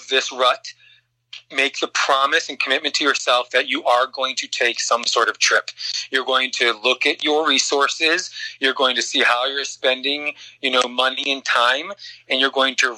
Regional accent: Chicago, Illinois, United States; moved away; I'm from the Midwest. I'm from the Chicagoland area.

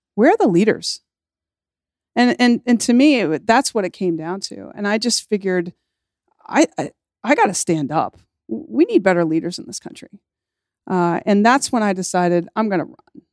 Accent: Kentucky, United States; moved away as an adult; I came from Kentucky. Um, and I, I, was very proud of being from Kentucky

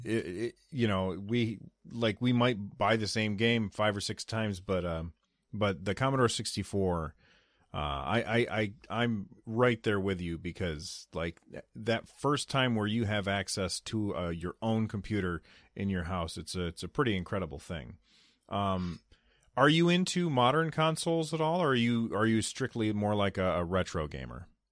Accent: United States; I'm an American

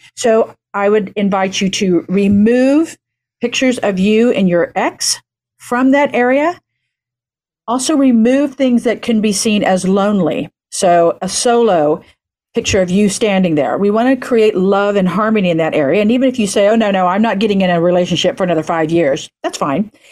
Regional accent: Oklahoma, United States; now in California, United States; I'm in Podunk City, Oklahoma, where I'm pretty much from

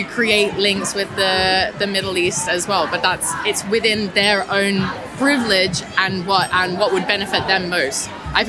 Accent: Australia; now in London, United Kingdom; I live in London. I moved from Australia a while ago, and I'm really passionate about it.

